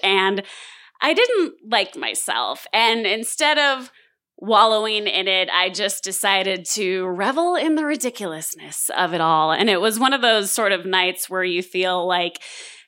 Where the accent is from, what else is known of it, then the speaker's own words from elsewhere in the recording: San Diego, California, United States; also born or lived in Los Angeles, United States / Denver, United States; I had just moved back to my hometown of San Diego